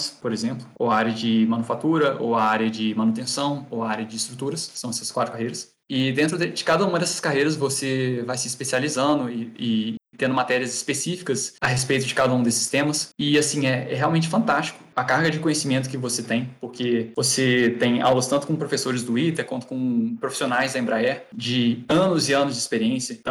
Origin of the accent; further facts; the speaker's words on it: Varginha, Minas Gerais, Brazil; sou, sou o próprio ET Bilu, né, gente. sou de Varginha